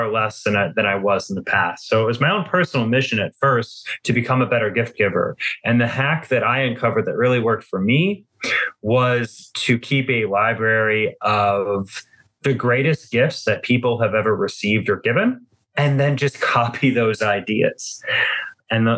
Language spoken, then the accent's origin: English; Cleveland, Ohio, United States; I am based in my hometown of Cleveland, Ohio.